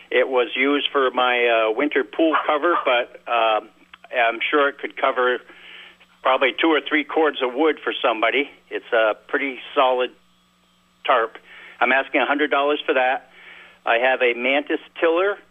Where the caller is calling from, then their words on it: South Burlington, Vermont, United States; in South Burlington.